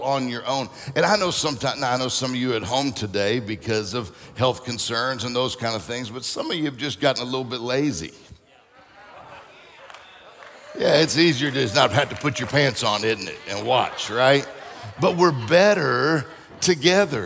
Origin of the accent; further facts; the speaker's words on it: Mississippi, United States; also born or lived in Florida; now in Michigan, United States; I'm from Mississippi, lived in Florida, that's it. And now I'm in Michigan